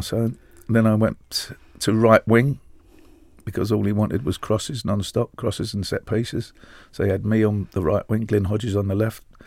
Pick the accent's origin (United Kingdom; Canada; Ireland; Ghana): United Kingdom; London; as a Londoner